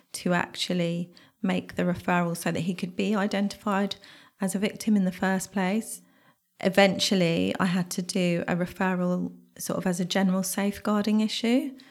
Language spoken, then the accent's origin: English; Bedfordshire, East of England, United Kingdom; I remember being fifteen, growing up in Bedfordshire